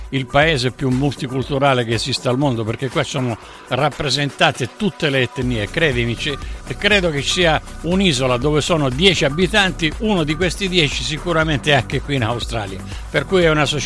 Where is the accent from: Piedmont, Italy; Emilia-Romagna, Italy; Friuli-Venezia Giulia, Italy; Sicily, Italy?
Sicily, Italy; Barcellona Pozzo di Gotto; con me sfondi una porta aperta perché sono siciliano, per cui noi siamo del sud.